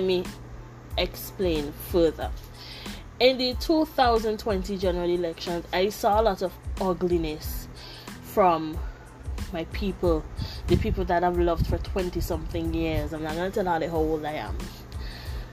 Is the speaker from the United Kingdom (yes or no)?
no; St. Vincent & Grenadines; now in Taiwan; I'm from St. Vincent and the Grenadines